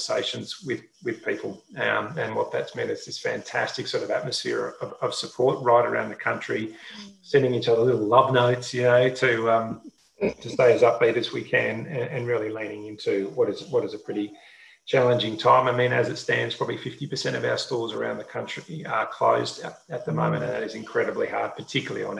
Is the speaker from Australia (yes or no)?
yes; Brisbane, Queensland, Australia; I grew up in Brisbane